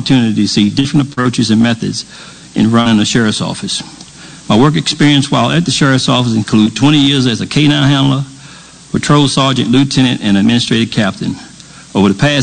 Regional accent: Halifax County, Virginia, United States; I was born and raised in Halifax County

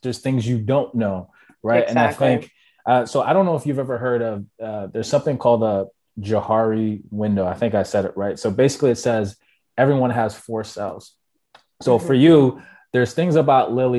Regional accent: Jamaica; I'm Jamaican

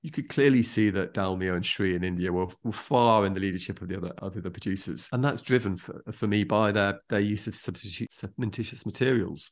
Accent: Derbyshire, East Midlands, United Kingdom; growing up in Derbyshire

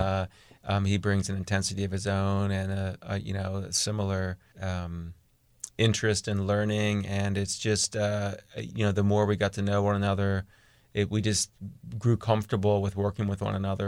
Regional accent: East Coast, United States; moved away; I'm from the East Coast

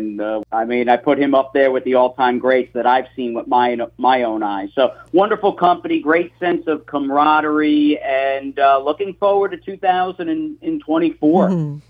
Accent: Floral Park, New York, United States; now in Fort Lauderdale, United States; So I grew up literally a stone's throw from Belmont Park Racetrack, home of the Belmont Stakes, in a town called Floral Park.

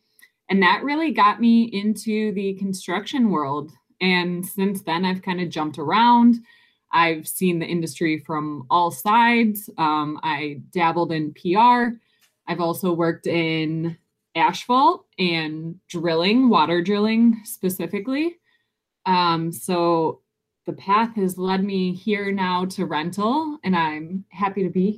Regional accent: Detroit, Michigan, United States; I am from just outside of Detroit, Michigan, born and raised.

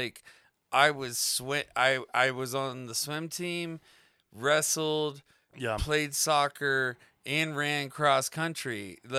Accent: Florida, United States; It was wet. It was a swamp. We grew up in Florida. It was a swamp.

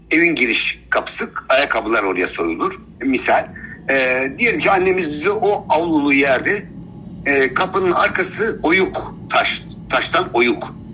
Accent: Şanlıurfa, Turkey; born there; Şimdi ben 1964 yılında dünyaya geldim. Şanlıurfa Merkez Yeni Mahalle evet. mahallede.

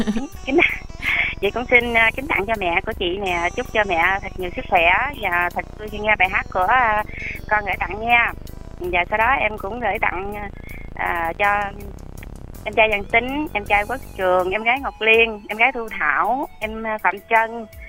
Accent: Long An, Vietnam; now in Dong Nai, Vietnam; em quê ở Long

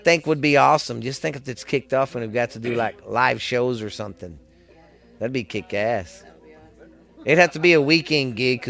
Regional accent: Texas, United States; I don't try to be that cocky as a Texan

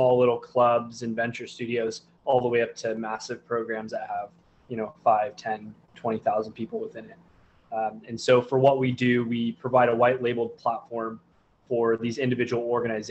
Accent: Southern California, United States; I'm from Southern California

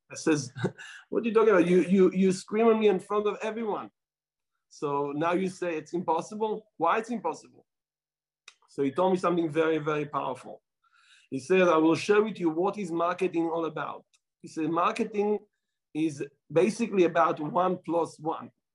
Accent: Israel; accent: Israeli; my Israeli accent

